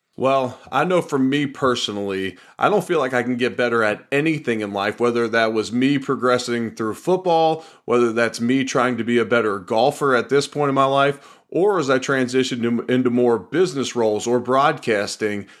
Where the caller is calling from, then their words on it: Louisville, Kentucky, United States; I'm calling them from Louisville, Kentucky